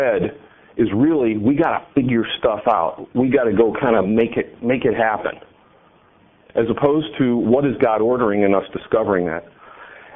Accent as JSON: {"language": "English", "region": "California", "country": "United States", "said": "I come from California"}